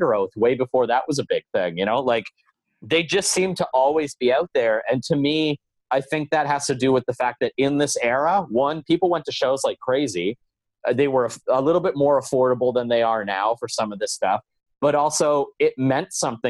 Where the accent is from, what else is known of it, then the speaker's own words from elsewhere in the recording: Belleville, Ontario, Canada; moved away as an adult; also born or lived in Ottawa; the year that I moved from Belleville to Ottawa